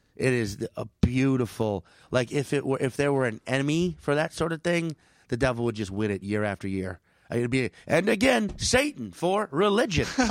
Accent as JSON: {"language": "English", "town": "New Orleans", "region": "Louisiana", "country": "United States", "tie": "born or raised there", "moved": "yes", "said": "New Orleans, my hometown"}